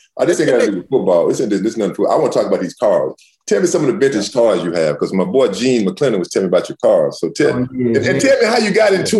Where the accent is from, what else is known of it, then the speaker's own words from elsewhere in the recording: Texas, United States; I'm from Texas.